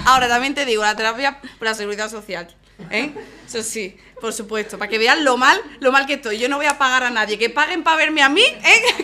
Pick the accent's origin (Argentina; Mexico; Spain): Spain; Málaga, Andalusia; no puedo ser más de Málaga